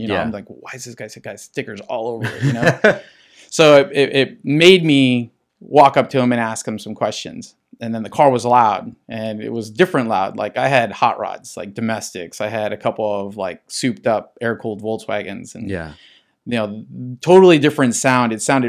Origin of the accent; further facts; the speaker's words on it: La Puente, California, United States; This is all like San Gabriel Valley. I grew up in La Puente, so you're talking like the end of the San Gabriel Valley and beginning of like the Inland Empire.